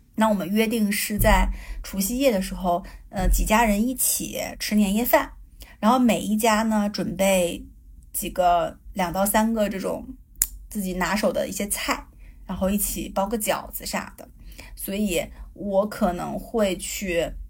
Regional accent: Northeast China, China; moved away as an adult; 我们东北人很爱吃的那种炖菜

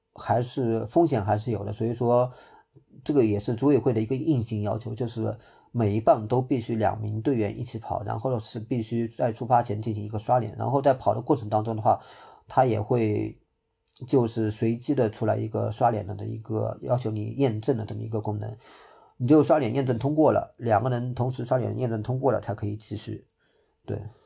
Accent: Hangzhou, Zhejiang, China; 我是浙江人，我是杭州本地人

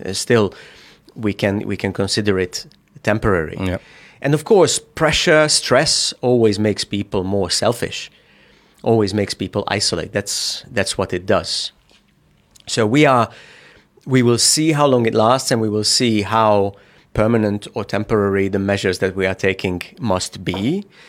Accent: Hungary; moved away as an adult; also born or lived in Budapest; now in China; I come from Hungary

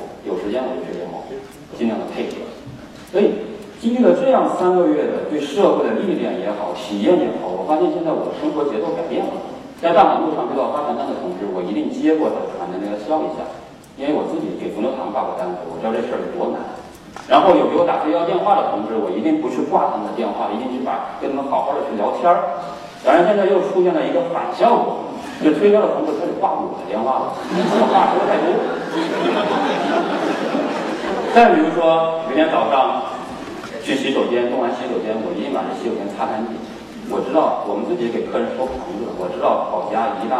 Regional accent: Hunan, China; 我湖南人需要什么我去卖

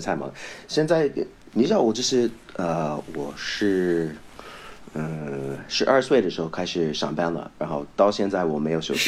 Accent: Vancouver, British Columbia, Canada; Chinese is a second language; moved away as an adult; also born or lived in United States / Taiwan; now in China; 很有可能我就是在温哥华那个地方长大了嘛

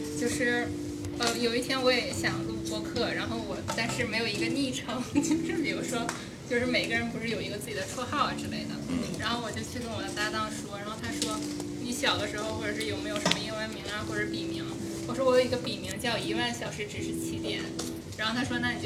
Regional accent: Northeast China, China; moved away as an adult; now in Shenzhen, China; 我是东北人，然后就是来深圳大概也四五年左右的样子。

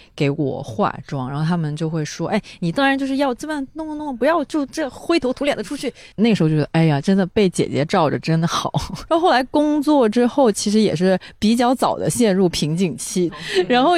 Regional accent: the South, southern China, China; 我作为一个南方人

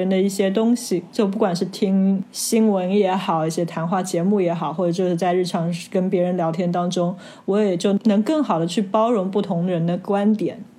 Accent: China; 我们中国人

